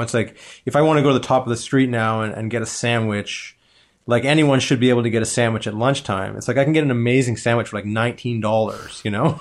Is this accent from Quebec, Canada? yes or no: no; Toronto, Ontario, Canada; I grew up in Toronto